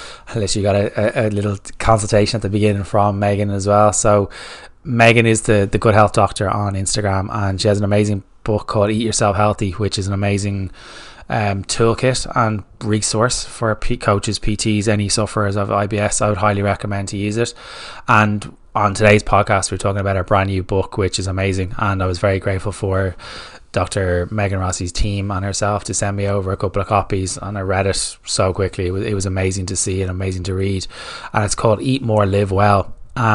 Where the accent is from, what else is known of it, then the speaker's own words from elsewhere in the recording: Ireland; I'm Irish